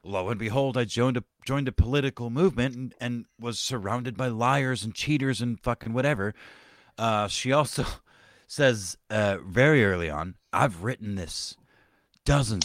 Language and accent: English; Texas, United States; I was born and raised in Texas